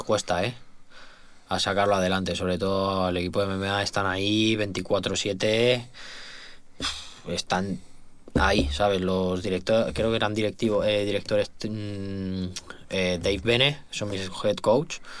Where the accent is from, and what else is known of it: Spain; also born or lived in Madrid